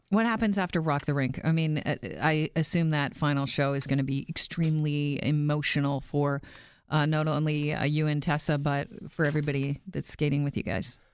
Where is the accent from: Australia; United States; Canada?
Canada; as a Canadian